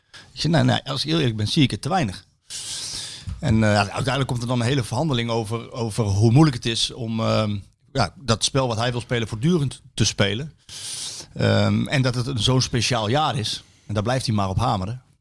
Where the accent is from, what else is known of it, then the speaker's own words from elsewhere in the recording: Deventer, Overijssel, Netherlands; ik kom dan uit Deventer